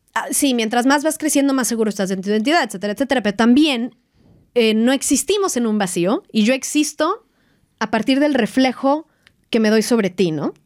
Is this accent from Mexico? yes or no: yes; Mexico; moved away as an adult; en donde yo nací y crecí, en México